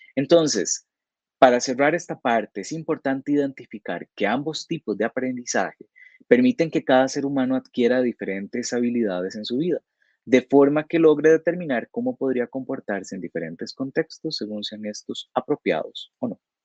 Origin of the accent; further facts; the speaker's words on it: Costa Rica; como costarricenses tenemos una serie de comportamientos que compartimos la mayoría de los habitantes del país